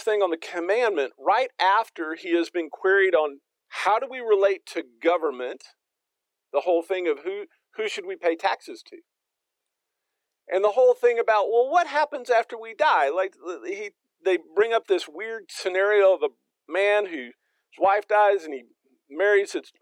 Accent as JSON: {"language": "English", "region": "Texas", "country": "United States", "moved": "yes", "lives_now": "Fayetteville, United States", "said": "I'm from Texas."}